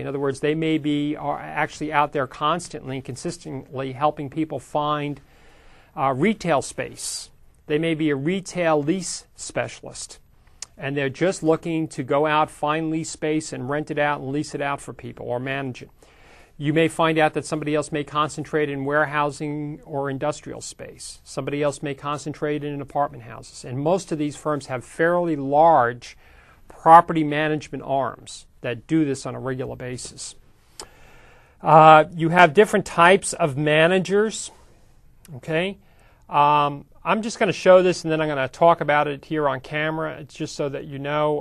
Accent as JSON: {"language": "English", "region": "New York", "country": "United States", "tie": "born or raised there", "moved": "yes", "lives_now": "Sacramento, United States", "said": "I grew up in New York"}